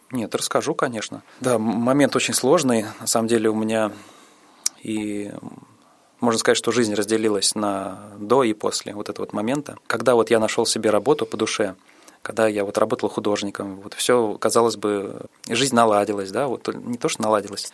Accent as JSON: {"language": "Russian", "town": "Saransk", "region": "Mordovia", "country": "Russia", "tie": "born or raised there", "also_born_or_lived": "Okha, Sakhalin", "said": "С тех пор мы с мамой переехали в Мордовию, город Саранск. Там я и пошел в школу"}